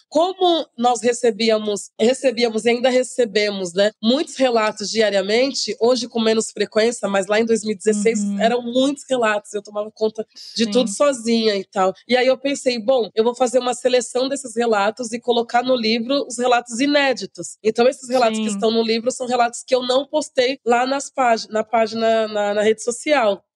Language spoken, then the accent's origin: Portuguese; Santos, São Paulo, Brazil; eu nasci em Santos, né, lá no litoral de São Paulo. Morei quase que é boa parte da minha vida lá